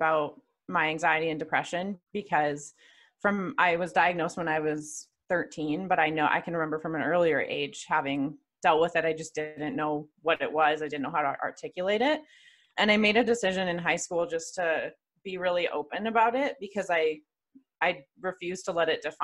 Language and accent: English; Calgary, Alberta, Canada; also born or lived in Atlanta; I'm from Calgary, Alberta, Canada, born and raised.